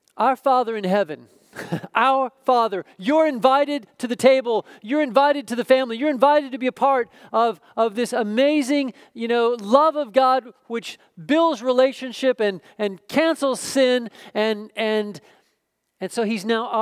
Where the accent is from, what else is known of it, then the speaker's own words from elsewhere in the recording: Oklahoma, United States; moved away; I grew up in Oklahoma